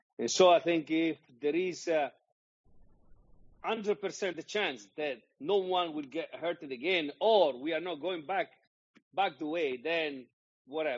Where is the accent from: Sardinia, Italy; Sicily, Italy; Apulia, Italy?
Apulia, Italy; Bari; moved away; I started in Bari, which is my hometown as well